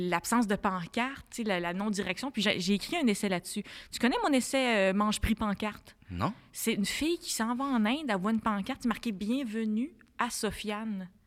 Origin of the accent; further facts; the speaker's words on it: Quebec, Canada; C'est bizarre parce que moi, je viens de la Beauce.